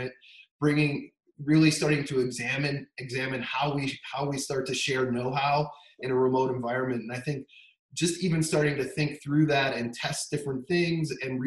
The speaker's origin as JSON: {"language": "English", "town": "Denver", "region": "Colorado", "country": "United States", "tie": "born or raised there", "also_born_or_lived": "Bay Area, California", "moved": "as an adult", "said": "I grew up in Denver, which is why we're back now"}